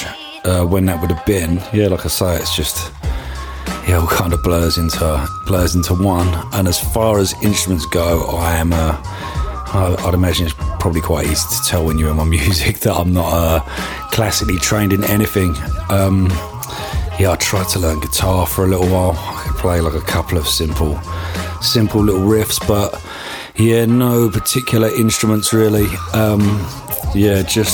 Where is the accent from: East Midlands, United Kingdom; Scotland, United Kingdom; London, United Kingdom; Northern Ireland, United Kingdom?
London, United Kingdom; I'm from London